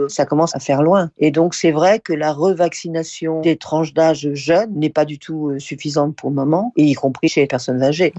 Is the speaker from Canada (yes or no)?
no; France; chez nous en France